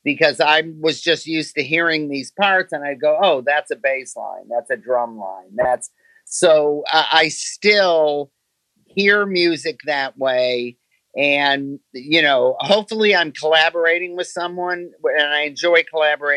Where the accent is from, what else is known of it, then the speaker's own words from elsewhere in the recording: Detroit, Michigan, United States; I was born in Detroit